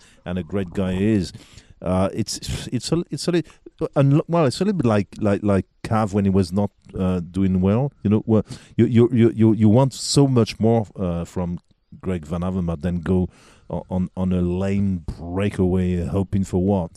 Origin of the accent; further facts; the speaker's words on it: Marseille, Provence-Alpes-Côte d'Azur, France; English is a second language; my hometown, actually in Marseille